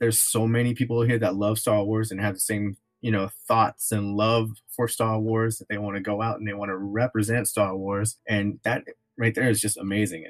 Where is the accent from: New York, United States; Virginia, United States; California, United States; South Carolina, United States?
California, United States; Oakland; I grew up in Oakland